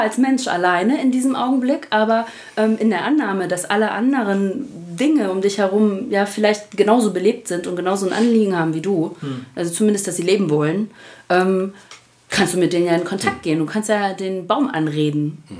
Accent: Spreewald, Brandenburg, Germany; now in Essen, Germany; Geboren bin ich allerdings im Spreewald, also ich bin ein echtes Landei

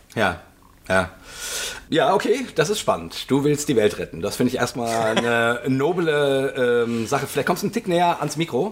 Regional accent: Langen, Hesse, Germany; moved away; ich bin ja in Langen aufgewachsen

